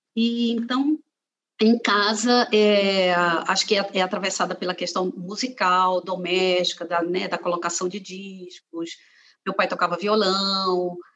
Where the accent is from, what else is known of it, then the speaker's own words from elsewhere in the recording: Fortaleza, Ceará, Brazil; also born or lived in Aracati, Brazil / Rio de Janeiro, Brazil; now in Brasília, Brazil; eu nasci no Ceará, eu nasci é, em Aracati